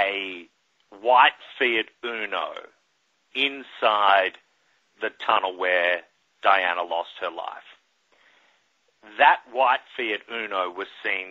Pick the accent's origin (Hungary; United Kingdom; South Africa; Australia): Australia; now in New York City, United States; as a kid growing up in Australia